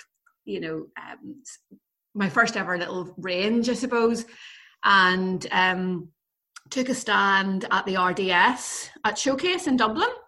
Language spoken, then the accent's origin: English; Belfast, Northern Ireland, United Kingdom; So I grew up in Belfast. I grew up in Belfast in the 1980s